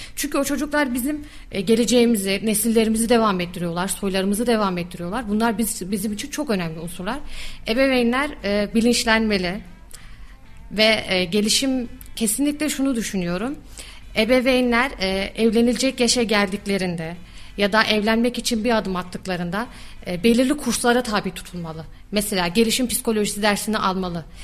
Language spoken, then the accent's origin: Turkish; Kayseri Province, Turkey; also born or lived in Istanbul / Erzurum / Yozgat; İstanbul'da doğumluyum, Kayseri'de büyüdüm.